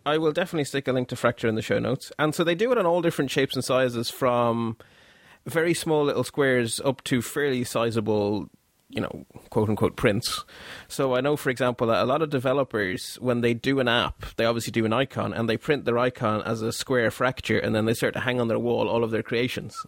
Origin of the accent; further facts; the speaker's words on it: Belgium; now in Ireland; although I live in Ireland and have lived here for a very long time, as you can tell by the accent, I'm not actually from Ireland, I'm actually from Belgium